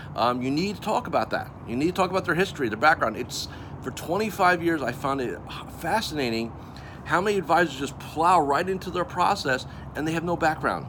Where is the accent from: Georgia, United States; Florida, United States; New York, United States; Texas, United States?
Florida, United States; Melbourne; I'm coming to you from my hometown of Melbourne, Florida